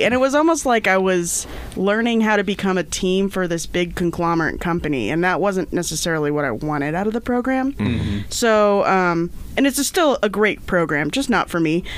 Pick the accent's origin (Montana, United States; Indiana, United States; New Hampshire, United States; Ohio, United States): Indiana, United States; moved away as an adult; now in Idaho, United States; grow up in Indiana? Cause I did